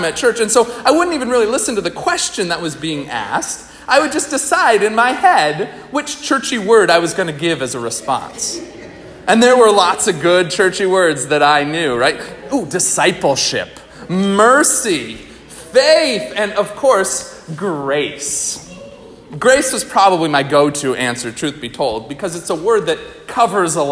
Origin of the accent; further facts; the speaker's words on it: outside of Albany, New York, United States; I grew up outside of Albany, New York.